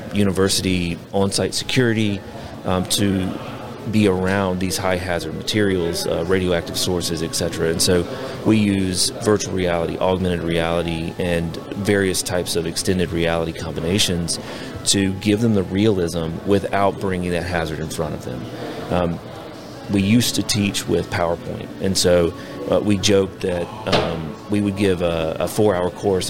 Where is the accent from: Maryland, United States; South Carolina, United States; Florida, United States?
South Carolina, United States; moved away as an adult; now in Oak Ridge, United States; I grew up in South Carolina